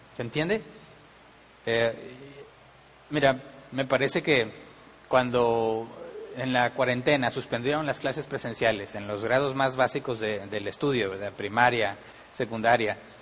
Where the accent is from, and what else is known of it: Mexico